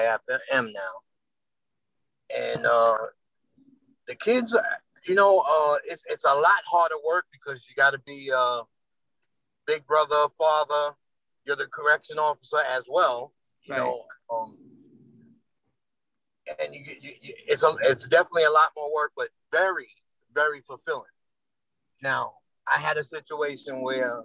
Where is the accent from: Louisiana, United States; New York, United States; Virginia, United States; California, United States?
New York, United States; New York City; I grew up in the South Bronx